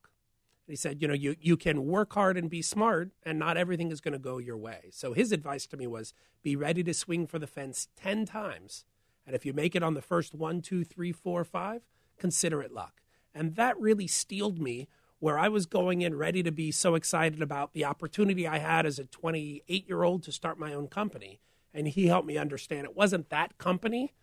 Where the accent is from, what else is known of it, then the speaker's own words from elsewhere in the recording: St. Louis, Missouri, United States; moved away as an adult; also born or lived in former Soviet Union; I grew up in St. Louis